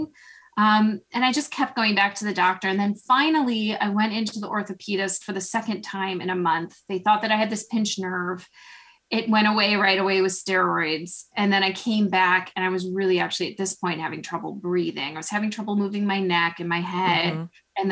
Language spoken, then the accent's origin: English; Chicago, Illinois, United States; moved away as an adult; now in Bryn Mawr, United States; I'm originally from Chicago